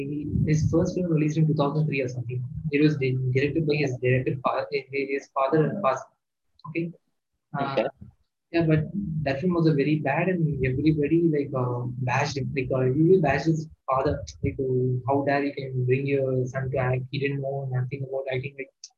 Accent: Kerala, India; born there; Yeah, and one thing is I said I was born in Kerala, right? My first 2 years were in Kerala

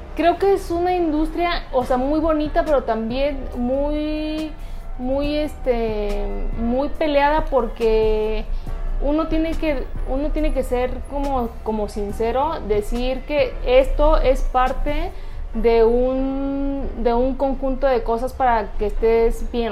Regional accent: Hidalgo, Mexico; now in Querétaro, Mexico; yo soy del estado de Hidalgo, llevo viviendo aquí en Querétaro 14 años

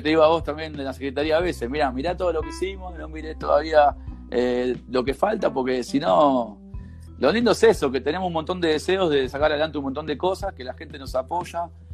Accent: Villa Sarmiento, Buenos Aires, Argentina; Yo de ahí, mira, hice jardín ahí al lado, la escuela

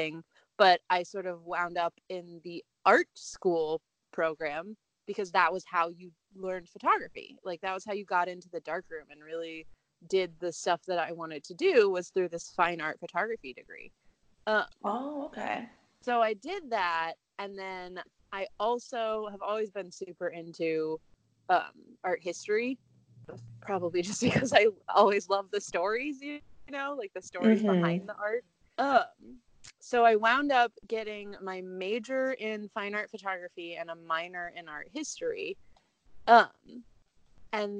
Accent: Indiana, United States; now in Indianapolis, United States; I am from Indiana, a much smaller town. So I've been here pretty much my whole life.

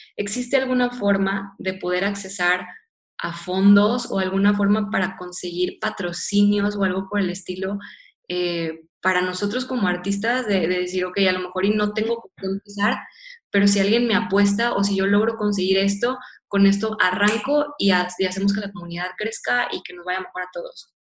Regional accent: Monterrey, Nuevo León, Mexico; yo soy regiomontana, yo soy de Monterrey

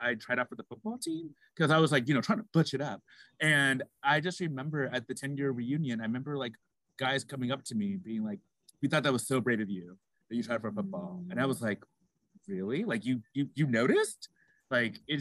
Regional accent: Phoenix, Arizona, United States; I'm also originally from Arizona from Phoenix. And Phoenix, at the time I was born, had maybe 4 or 5% Black people in it

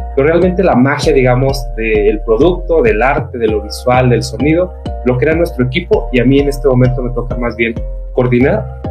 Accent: northern Mexico, Mexico; El norte, que es la mi ciudad de origen

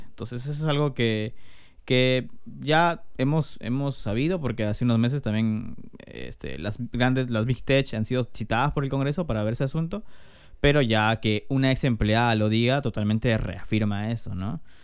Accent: Peru; somos peruanos

